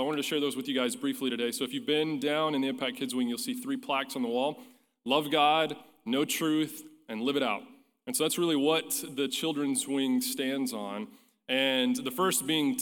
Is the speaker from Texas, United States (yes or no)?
yes; Pampa, Texas, United States; growing up in Pampa, Texas, First Baptist Church